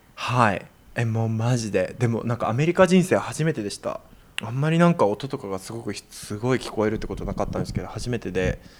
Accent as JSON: {"language": "Japanese", "country": "Japan", "tie": "born or raised there", "moved": "yes", "lives_now": "New York, United States", "said": "日本人生やってた時、あの、バイトとかしてた時"}